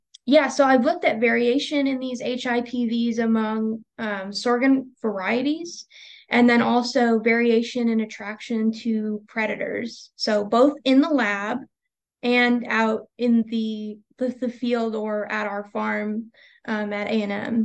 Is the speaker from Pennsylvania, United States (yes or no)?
yes; Pennsylvania, United States; moved away as an adult; now in Texas, United States; I'm from Pennsylvania originally